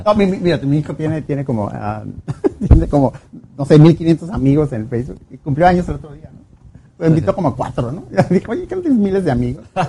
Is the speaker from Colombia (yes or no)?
no; Mexico; regresé a México